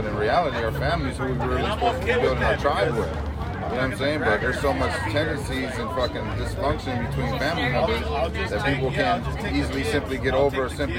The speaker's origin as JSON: {"language": "English", "town": "Chicago", "region": "Illinois", "country": "United States", "said": "I'm from Chicago."}